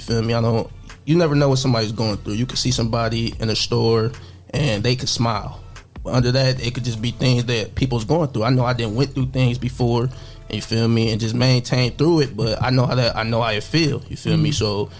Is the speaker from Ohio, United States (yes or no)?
yes; Toledo, Ohio, United States; also born or lived in Covington, Georgia / Bryan, Ohio; here since I was like 3.